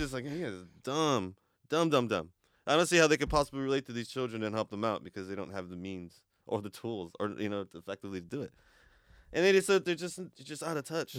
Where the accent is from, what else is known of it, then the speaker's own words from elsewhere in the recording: Portland, Oregon, United States; we were Northeast kids, you know. I mean, we grew up in Northeast Portland.